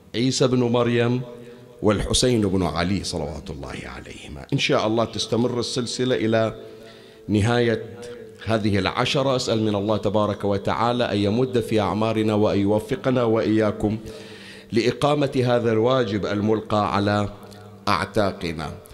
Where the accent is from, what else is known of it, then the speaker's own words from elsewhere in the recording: Bahrain; عندنا بالبحرين وخارج البحرين